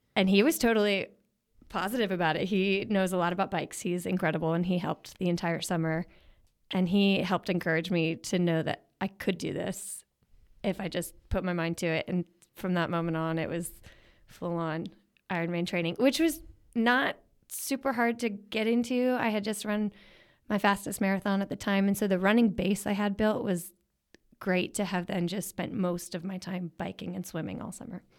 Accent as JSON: {"language": "English", "town": "Philadelphia", "region": "Pennsylvania", "country": "United States", "tie": "born or raised there", "said": "growing up in Philly"}